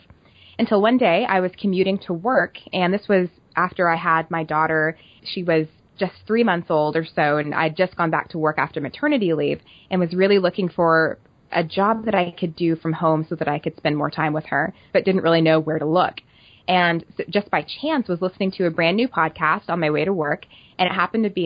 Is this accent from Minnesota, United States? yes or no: no; Oklahoma, United States; moved away as an adult; now in Kansas City, United States; I am from Oklahoma, and after I finished school, I moved to Kansas City